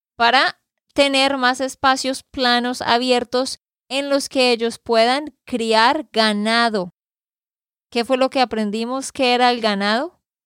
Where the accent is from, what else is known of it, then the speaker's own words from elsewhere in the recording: Santander, Colombia; de Santander, Colombia